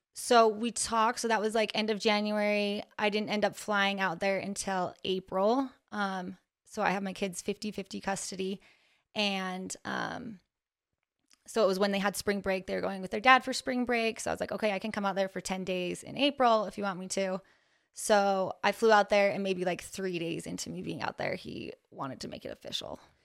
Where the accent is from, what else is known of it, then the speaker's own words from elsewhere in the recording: Ogden, Utah, United States; born and raised in Ogden, Utah